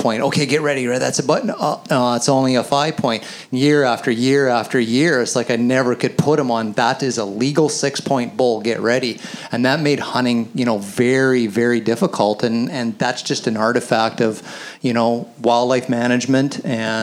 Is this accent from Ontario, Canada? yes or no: no; the Kootenays, British Columbia, Canada; I grew up hunting elk in the Kootenays